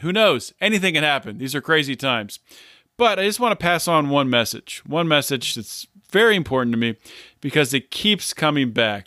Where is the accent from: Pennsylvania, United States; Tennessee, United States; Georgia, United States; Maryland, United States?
Pennsylvania, United States; Pittsburgh; I'm from Pittsburgh